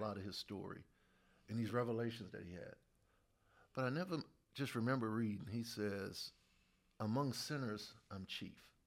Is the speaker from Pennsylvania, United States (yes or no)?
no; New Orleans, Louisiana, United States; I grew up in New Orleans